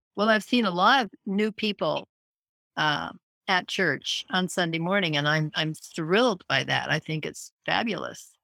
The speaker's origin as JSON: {"language": "English", "town": "Scottsbluff", "region": "Nebraska", "country": "United States", "tie": "born or raised there", "moved": "yes", "said": "I grew up in Scottsbluff, Nebraska"}